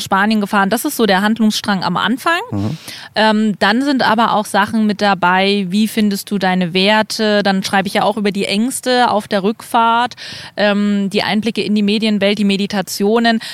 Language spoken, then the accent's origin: German; East Germany, Germany; ich bin ähm, in Ostdeutschland aufgewachsen